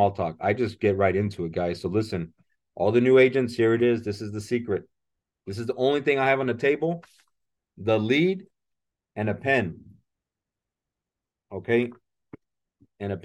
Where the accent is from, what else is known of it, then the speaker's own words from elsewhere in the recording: San Antonio, Texas, United States; also born or lived in South Korea; now in McAllen, United States; I grew up in San Antonio, and I've been living in McAllen now for the last 12 years.